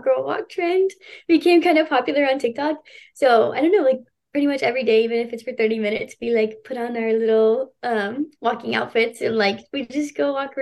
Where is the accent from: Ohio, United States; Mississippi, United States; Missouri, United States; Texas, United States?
Texas, United States; Houston; I grew up in Houston too my whole life